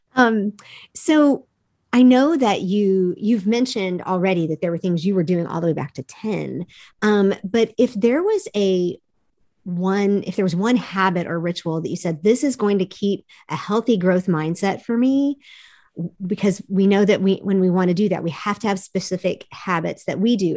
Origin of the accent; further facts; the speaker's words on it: United States; I'm a dumb American